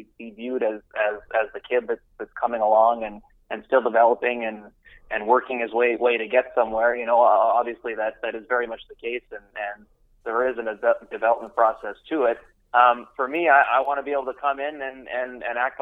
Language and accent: English; Vancouver Island, British Columbia, Canada; moved away as an adult; also born or lived in Calgary / Toronto / Ottawa; now in Montreal, Canada; I grew up out west on Vancouver Island